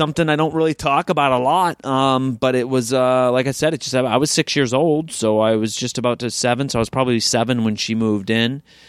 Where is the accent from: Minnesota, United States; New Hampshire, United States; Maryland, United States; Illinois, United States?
New Hampshire, United States; I'm from New Hampshire and Maine, yeah, my whole life, right on the border.